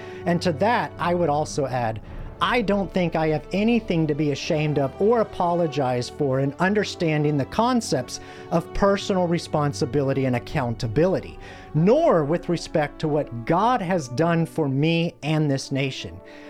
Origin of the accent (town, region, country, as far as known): United States